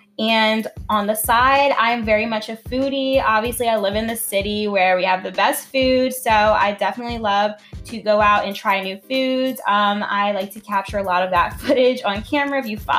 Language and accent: English; New Orleans, Louisiana, United States; I am born and raised in New Orleans. I mean, I'm a Navy brat, so I did move around quite a bit